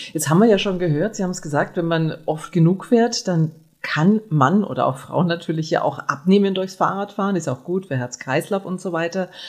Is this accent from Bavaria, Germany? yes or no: yes; Nuremberg, Bavaria, Germany; ich komme aus Nürnberg